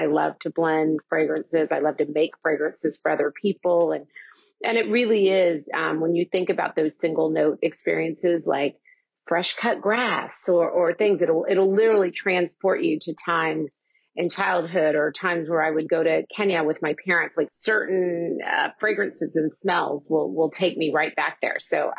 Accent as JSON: {"language": "English", "region": "Oklahoma", "country": "United States", "tie": "born or raised there", "said": "I grew up in Oklahoma, and we go to Dallas to go to the bigger department stores."}